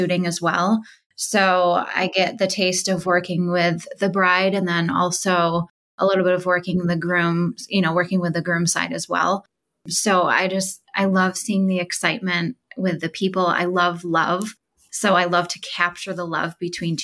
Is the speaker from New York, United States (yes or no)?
yes; Central New York, United States; I am from Central New York